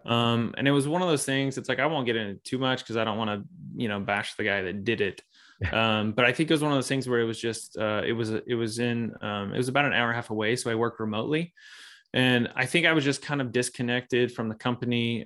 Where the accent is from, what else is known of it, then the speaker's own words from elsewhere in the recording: Springfield, Missouri, United States; I grew up here in the Midwest. So I'm in Missouri, um, Springfield, Missouri to be exact.